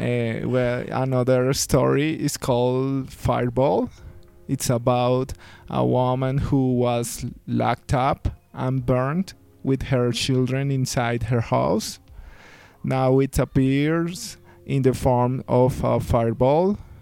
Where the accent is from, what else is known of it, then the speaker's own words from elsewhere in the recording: Villavicencio, Meta, Colombia; now in Bogota, Colombia; we grew up in Villavicencio